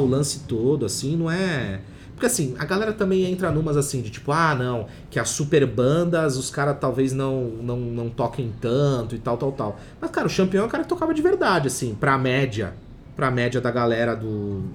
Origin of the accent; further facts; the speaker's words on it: Santos, São Paulo, Brazil; eu sou de Santos